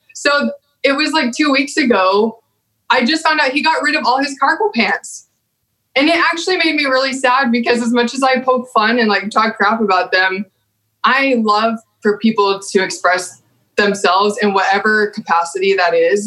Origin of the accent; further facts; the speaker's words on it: Amarillo, Texas, United States; accent: Texan; moved away; growing up in Texas